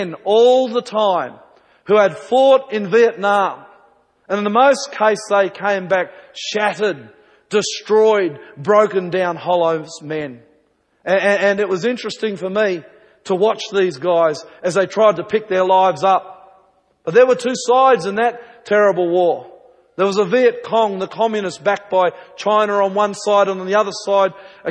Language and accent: English; New Zealand; when I was a small boy growing up in New Zealand